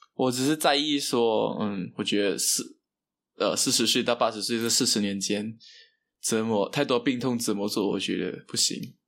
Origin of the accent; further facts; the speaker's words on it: Kuching, Sarawak, Malaysia; 朋友也在这里啊，家人也在这里